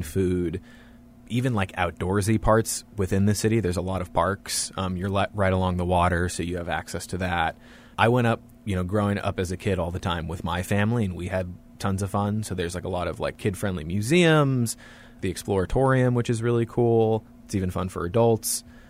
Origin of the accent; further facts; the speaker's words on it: Santa Rosa, California, United States; I'm originally from Santa Rosa, so about an hour north of San Francisco